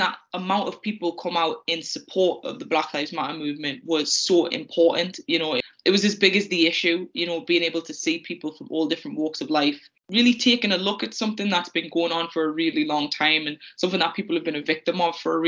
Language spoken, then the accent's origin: English; the Northeast, North East England, United Kingdom; growing up in the Northeast in the early 2000s